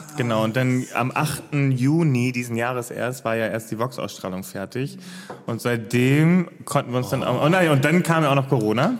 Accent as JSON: {"language": "German", "region": "Hamburg", "country": "Germany", "tie": "born or raised there", "moved": "as an adult", "lives_now": "Cologne, Germany", "said": "also ich bin ja gebürtiger Hamburger mhm. und bin äh, erst 2018, Ende 2018 nach NRW, nach Köln gezogen"}